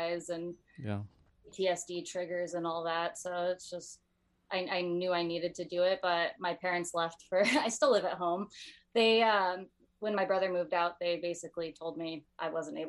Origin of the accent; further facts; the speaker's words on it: Bellflower, California, United States; I live in Bellflower.